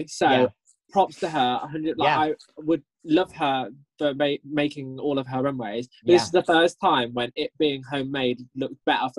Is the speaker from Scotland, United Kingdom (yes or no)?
yes; Scotland, United Kingdom; as a Scottish queen